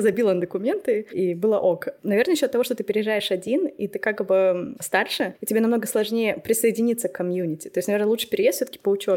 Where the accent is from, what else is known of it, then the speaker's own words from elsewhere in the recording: Kazakhstan; moved away as an adult; also born or lived in Saint Petersburg, Russia; now in Germany; первый раз я переехала в Питер, но мне было 18 угу. лет, и я из Казахстана